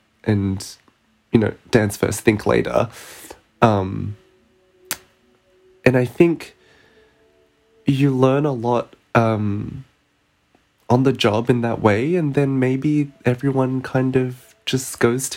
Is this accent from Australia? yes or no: yes; Perth, Western Australia, Australia; moved away; also born or lived in Melbourne; we're both from Perth